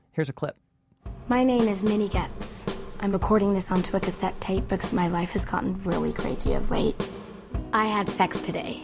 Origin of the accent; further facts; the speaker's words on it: California, United States; now in New York, United States; I'm an American. I'm from California. I live in New York